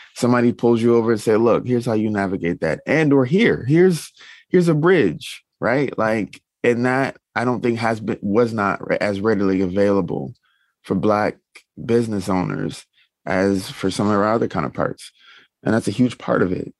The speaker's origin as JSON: {"language": "English", "region": "the South", "country": "United States", "said": "I'm from the South"}